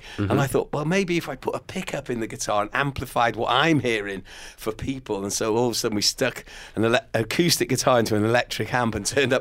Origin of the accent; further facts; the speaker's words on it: Wales, United Kingdom; growing up in Wales, obviously very aware of the language